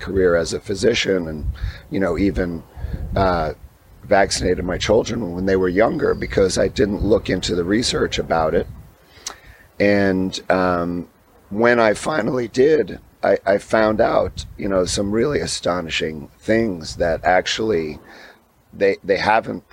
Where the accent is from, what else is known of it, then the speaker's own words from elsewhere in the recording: New York City, New York, United States; I grew up in Staten Island, which is right across the harbor, obviously, from the World Trade Center.